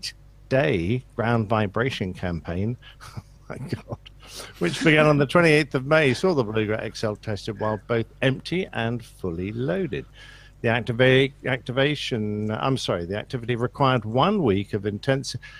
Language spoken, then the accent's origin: English; England, United Kingdom; I'm an Englishman.